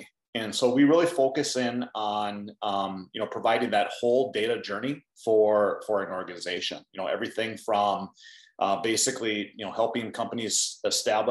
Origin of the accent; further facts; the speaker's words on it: Hayward, Minnesota, United States; I grew up in a small farming community in southern Minnesota. The name of the town is Hayward, not Hayward, Wisconsin, but Hayward, Minnesota.